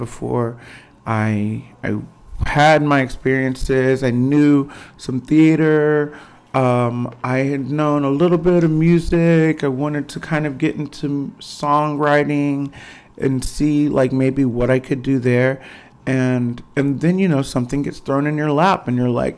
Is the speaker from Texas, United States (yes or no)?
yes; Fort Worth, Texas, United States; also born or lived in Dallas / New York; Yeah, Fort Worth, Texas. Yeah, 11 days old, adopted. And right here, Fort Worth, Texas